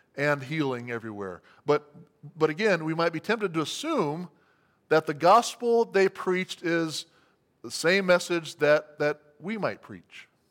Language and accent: English; United States; as American Christians